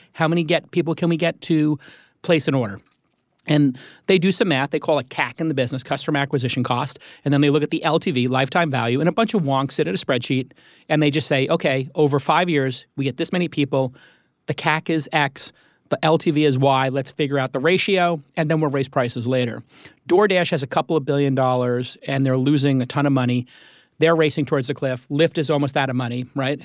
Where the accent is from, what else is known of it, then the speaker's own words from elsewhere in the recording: New York, United States; moved away; I'm a New Yorker